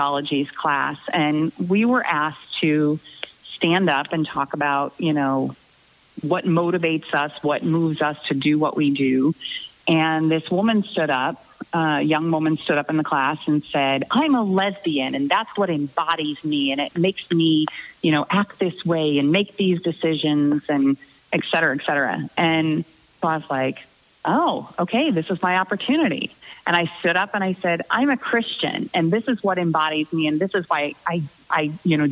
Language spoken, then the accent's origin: English; Southwest Missouri, United States; moved away as an adult; also born or lived in Concordia, Missouri / Iowa City, Iowa; I grew up in Southwest Missouri